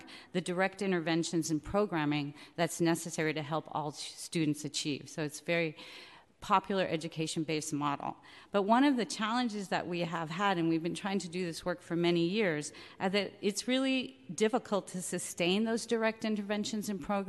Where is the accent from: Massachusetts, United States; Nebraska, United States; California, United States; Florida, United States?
California, United States; San Francisco; I am from San Francisco. I grew up here. I went to San Francisco schools